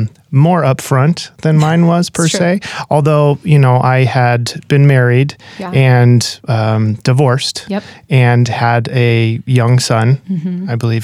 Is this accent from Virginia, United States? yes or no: no; Reno, Nevada, United States; I was raised in Reno, Nevada. Didn't have any faith background or anything.